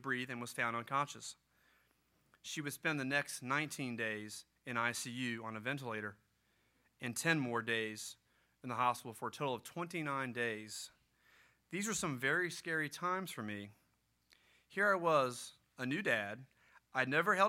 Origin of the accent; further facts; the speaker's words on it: Gloucester, Virginia, United States; I grew up in Gloucester, Virginia.